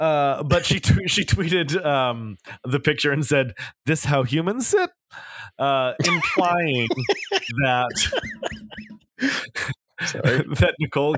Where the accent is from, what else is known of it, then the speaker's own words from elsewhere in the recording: New York City, New York, United States; I'm so happy you got to see this, because it's as a New Yorker, it's one of my favorite things